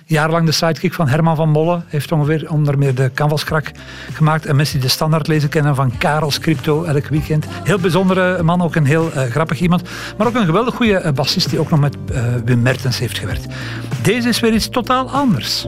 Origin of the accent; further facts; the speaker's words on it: Leuven, Flanders, Belgium; Leuven, mijn geboortestad